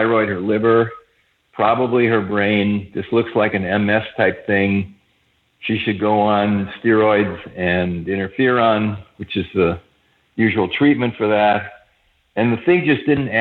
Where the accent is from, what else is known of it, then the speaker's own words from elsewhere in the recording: Madison, Wisconsin, United States; moved away as an adult; also born or lived in San Diego; I grew up in Madison, Wisconsin